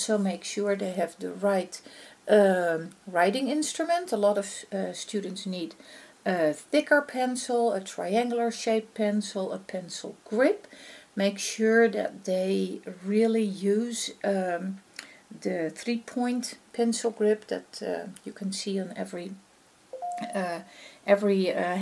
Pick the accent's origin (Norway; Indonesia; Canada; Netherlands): Netherlands; accent: Dutch; first language Dutch; English is a second language; this is my native tongue. I'm from the Netherlands, I speak Dutch. And hence is obviously my accent